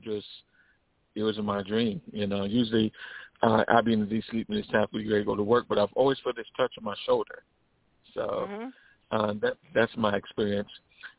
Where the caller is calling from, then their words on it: Illinois, United States; I'm calling out of Illinois.